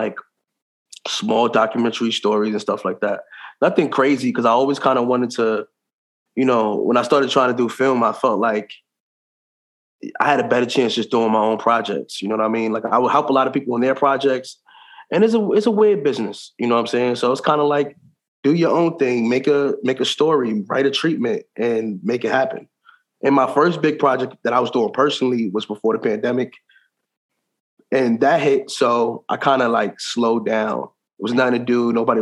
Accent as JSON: {"language": "English", "town": "New York City", "region": "New York", "country": "United States", "accent": "New York", "said": "I guess that's my accent. You know, I'm from New York"}